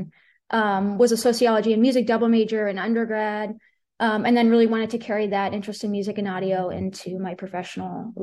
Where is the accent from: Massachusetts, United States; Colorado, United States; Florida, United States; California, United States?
Massachusetts, United States; Boston; moved away as an adult; also born or lived in New York City; I'm from Boston, Massachusetts.